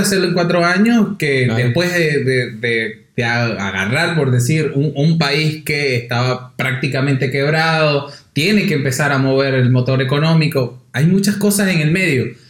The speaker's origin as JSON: {"language": "Spanish", "country": "Venezuela", "moved": "yes", "lives_now": "Argentina", "said": "uno, el venezolano"}